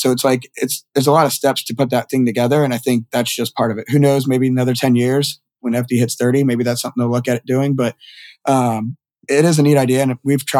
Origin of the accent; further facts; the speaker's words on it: Southern United States, United States; I'm from the South, but most people think I'm from up North, just the speed I talk and everything.